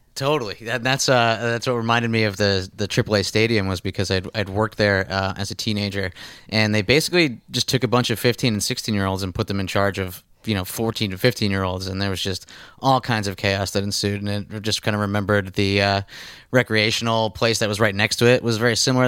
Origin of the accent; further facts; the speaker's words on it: Scranton, Pennsylvania, United States; I grew up in Scranton, Pennsylvania.